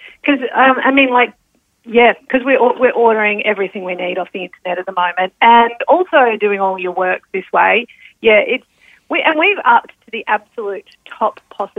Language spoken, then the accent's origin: English; Victoria, Australia; I'm from Victoria.